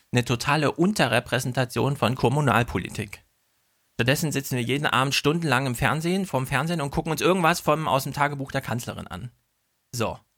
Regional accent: Germany; now in Vienna, Austria; Ein Stück Deutschland muss bei mir bleiben. Ich bin doch Deutsche.

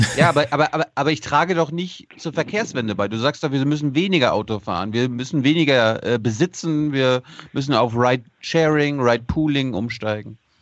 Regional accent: Mecklenburg-Vorpommern, Germany; Ich bin Mecklenburger, ich komme vom Land, also vom richtigen Land

